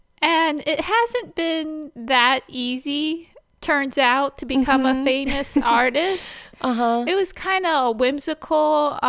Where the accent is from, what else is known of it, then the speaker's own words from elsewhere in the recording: Ijamsville, Maryland, United States; Oh, well, I grew up on 2.5 acres in Imesville, Maryland. I guess that's in Frederick County. And we grew up across from a cow pasture as well.